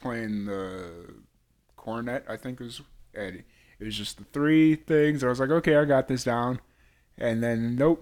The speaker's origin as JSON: {"language": "English", "town": "Chicago", "region": "Illinois", "country": "United States", "tie": "born or raised there", "said": "I grew up in South Chicago"}